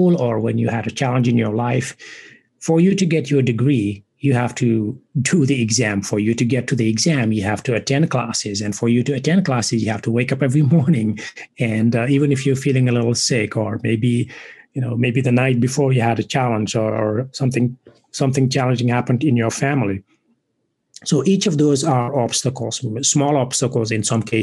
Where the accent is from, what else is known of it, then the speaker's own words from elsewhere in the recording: Senegal; English is a second language; moved away as an adult; now in United States; I was born and raised in West Africa, in Senegal. I now live in the United States and have been for 20 plus years